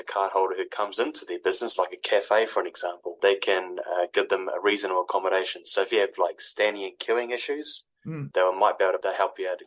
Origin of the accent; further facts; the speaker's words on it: Timaru, Canterbury, New Zealand; now in Christchurch, New Zealand; I'm from here in Christchurch in Canterbury, originally from Timaru in South Canterbury